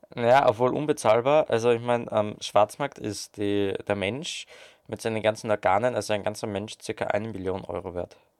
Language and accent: German; Austria